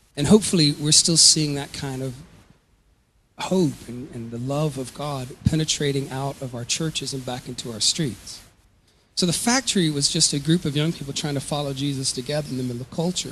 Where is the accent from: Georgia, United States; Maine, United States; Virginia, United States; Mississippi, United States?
Georgia, United States; moved away as an adult; also born or lived in Louisville, Kentucky / Atlanta, Georgia; I was born in Louisville, Kentucky, and I grew up in um, South Georgia and um, then in the Atlanta area of Georgia